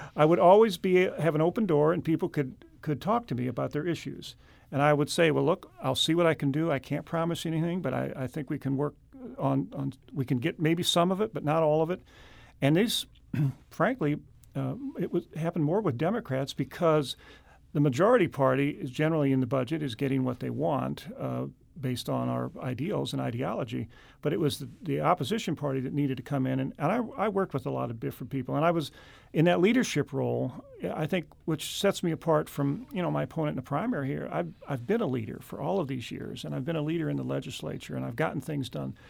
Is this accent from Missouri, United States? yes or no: yes; Meacham Park, Missouri, United States; my hometown of, in Meacham Park